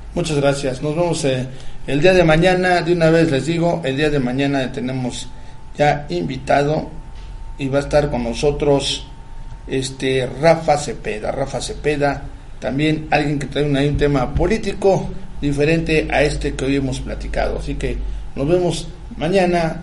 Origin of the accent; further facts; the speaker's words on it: Morelos, Mexico; Somos morelenses.